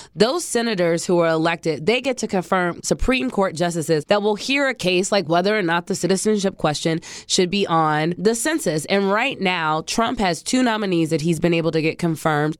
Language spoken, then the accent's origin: English; Ohio, United States; moved away as an adult; also born or lived in Brooklyn, New York; now in Washington, D.C., United States; We're from Ohio.